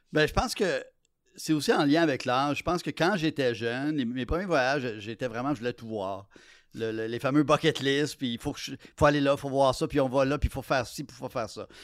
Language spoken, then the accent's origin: French; Quebec, Canada; Je suis québécois dans une euh, société euh, pluraliste